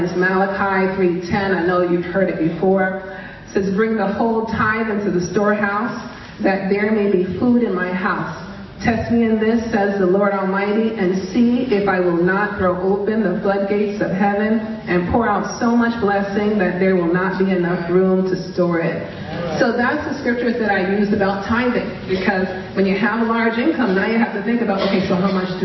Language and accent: English; New York City, New York, United States; I grew up in Brooklyn.